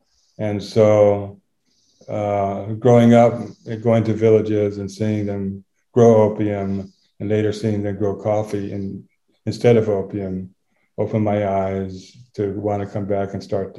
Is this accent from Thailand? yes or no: yes; Thailand; I'm a second generation missionary. So I was brought up in Thailand. I've been here over 60 years.